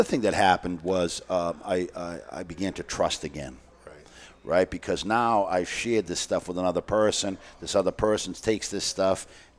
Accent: Boston, Massachusetts, United States; I grew up in East Boston

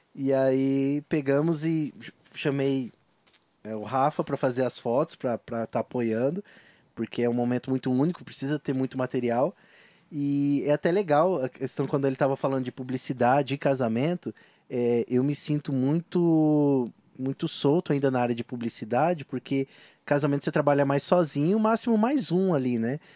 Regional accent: Londrina, Paraná, Brazil; accent: mineiro; sou londrinense

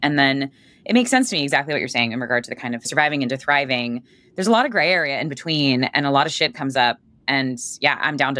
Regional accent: Boston, Massachusetts, United States; I'm from Boston.

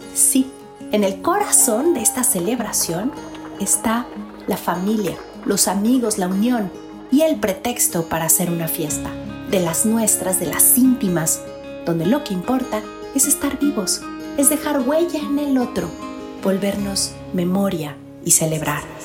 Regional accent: Mexico; como mexicanos, somos resultado de un mundo prehispánico

